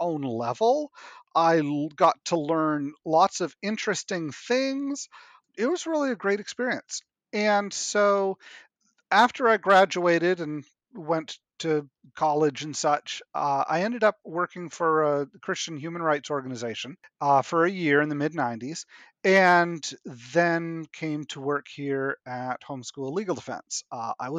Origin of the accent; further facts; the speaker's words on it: New Hampshire, United States; also born or lived in Nova Scotia, Canada; I was born in Nova Scotia and then grew up in New Hampshire